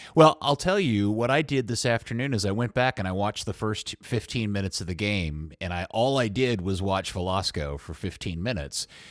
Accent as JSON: {"language": "English", "area": "Dallas–Fort Worth area", "region": "Texas", "country": "United States", "tie": "born or raised there", "said": "I've lived here my entire life. They, they're my hometown team."}